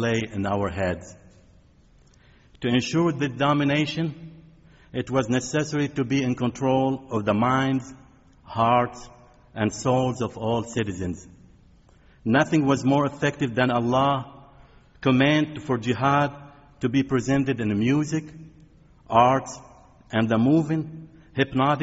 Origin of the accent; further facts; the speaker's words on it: Bekaa Valley, Beqaa, Lebanon; now in United States; The town I grew up in is located in the Bekaa Valley, surrounded by two stretches of mountains.